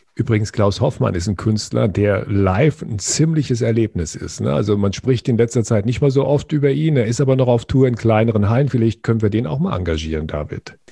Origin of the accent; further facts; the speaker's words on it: Frankfurt, Hesse, Germany; hier bei uns in Frankfurt